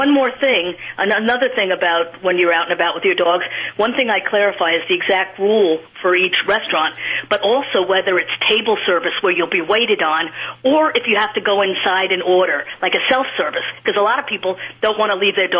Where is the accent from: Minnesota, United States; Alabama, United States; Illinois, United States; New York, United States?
New York, United States; New York City; New York City, that's my hometown. Okay. So that was easy to do, having grown up there.